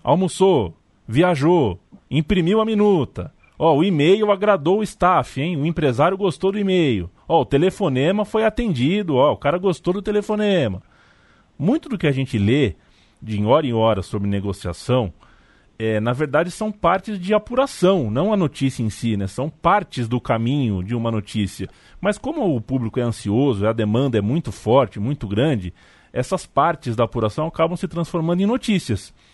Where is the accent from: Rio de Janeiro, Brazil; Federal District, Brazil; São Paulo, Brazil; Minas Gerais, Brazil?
São Paulo, Brazil; sendo eu paulista